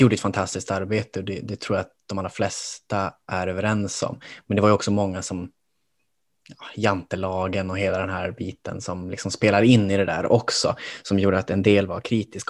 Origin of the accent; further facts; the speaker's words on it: Kiruna, Norrbotten County, Sweden; moved away as an adult; now in Stockholm, Sweden; även om jag är från Norrbotten så växte jag upp liksom i en stad. Åtminstone tyckte jag det själv, att det var ju en stad jag växte upp i, Kiruna